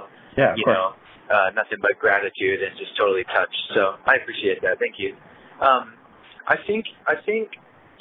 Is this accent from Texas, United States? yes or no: no; Connecticut, United States; moved away; also born or lived in Portland, Oregon; Growing up in Connecticut